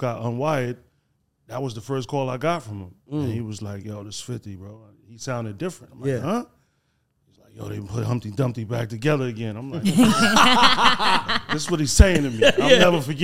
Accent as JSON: {"language": "English", "town": "New York City", "region": "New York", "country": "United States", "also_born_or_lived": "Haiti", "said": "half of the people in my hood, because I'm from the north side"}